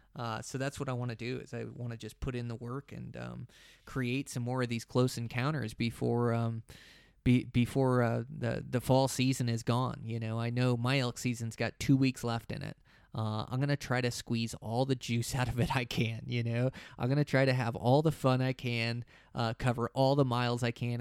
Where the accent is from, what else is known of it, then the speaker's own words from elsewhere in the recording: Montana, United States; my home state of Montana